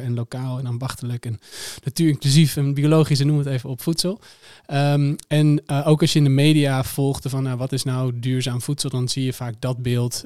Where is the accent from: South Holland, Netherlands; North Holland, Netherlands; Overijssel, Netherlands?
North Holland, Netherlands; Amsterdam; ik kom zelf uit Amsterdam